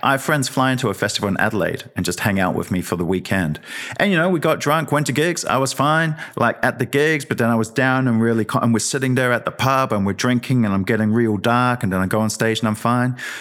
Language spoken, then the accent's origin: English; Wellington, New Zealand; also born or lived in Lower Hutt, New Zealand; I'm from the Hutt and Newtown and Wellington